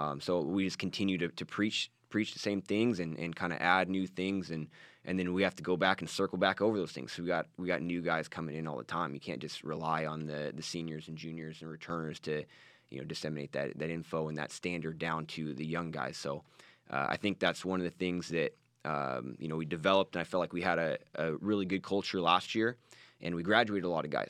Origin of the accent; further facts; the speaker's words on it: Washington, United States; moved away as an adult; also born or lived in Oregon / California; So we grew up in Washington State and, and wrestled there